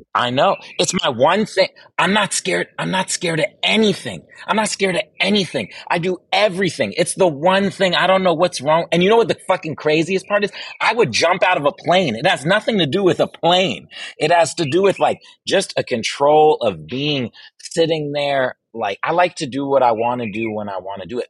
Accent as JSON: {"language": "English", "region": "Virginia", "country": "United States", "tie": "born or raised there", "said": "I grew up in Virginia"}